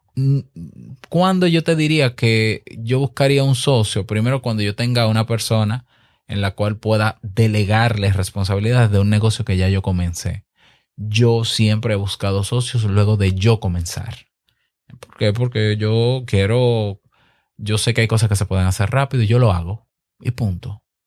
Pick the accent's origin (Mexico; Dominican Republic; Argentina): Dominican Republic; mi país, República Dominicana